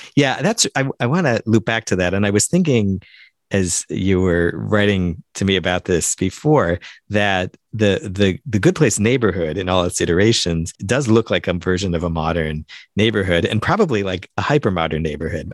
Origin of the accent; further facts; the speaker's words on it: Central Time Zone, United States; moved away; I grew up in Central Time